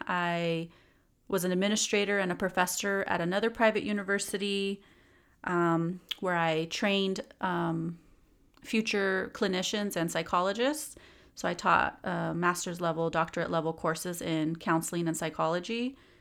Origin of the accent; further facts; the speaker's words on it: San Gabriel Valley, California, United States; also born or lived in East Los Angeles, California / Spain / Inland Empire, California; now in Ontario, United States; growing up in the San Gabriel Valley for most of my life